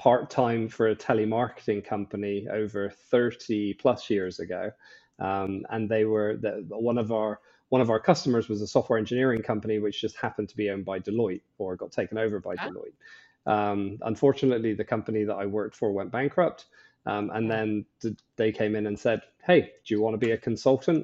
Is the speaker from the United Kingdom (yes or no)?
yes; Bristol, South West England, United Kingdom; moved away as an adult; also born or lived in Ireland; now in Bahamas; So originally from Bristol in the UK, which is a lovely place.